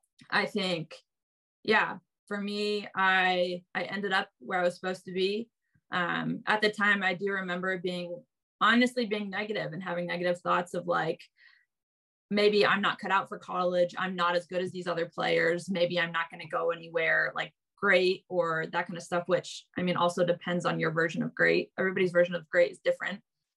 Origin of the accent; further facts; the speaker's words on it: Indiana, United States; also born or lived in California; I think like growing up in the Midwest in Indiana for a little bit, like people in the Midwest are just super friendly in my opinion.